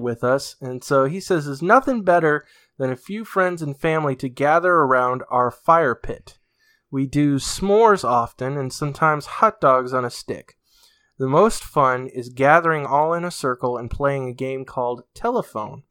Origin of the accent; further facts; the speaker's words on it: New England, United States; I'm from New England